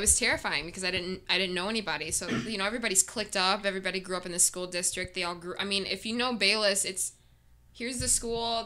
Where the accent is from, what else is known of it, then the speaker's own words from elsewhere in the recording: South County, Missouri, United States; I grew up in South County